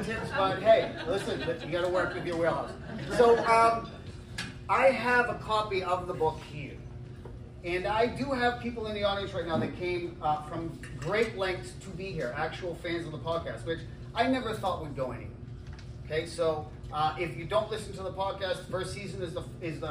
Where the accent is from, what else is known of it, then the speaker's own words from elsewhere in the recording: a town north of Boston, New England, Massachusetts, United States; I'm from New England, just a town north of Boston, and we used to have in the summertime blueberries that grew everywhere